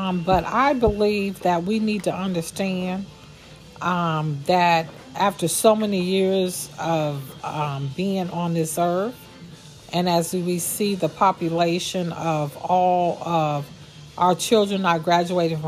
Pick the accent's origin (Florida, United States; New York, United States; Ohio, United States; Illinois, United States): Ohio, United States; Warren; I am born and raised in Warren, Ohio.